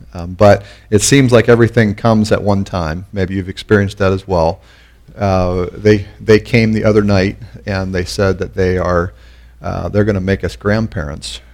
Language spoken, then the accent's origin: English; Pennsylvania, United States; moved away as an adult; also born or lived in Canon City, Colorado; I was born in Pennsylvania